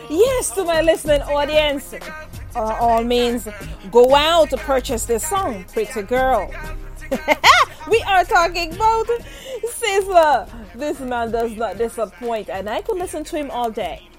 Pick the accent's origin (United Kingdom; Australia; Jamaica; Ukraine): Jamaica; now in United States; I'm from Jamaica, had some very hard days. Not only in Jamaica, here in the U.S.